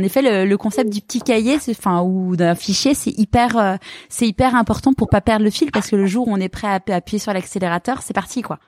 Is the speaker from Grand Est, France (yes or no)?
no; Neuilly-sur-Seine, Île-de-France, France; also born or lived in Marseille; now in Paris, France; j'ai grandi à Neuilly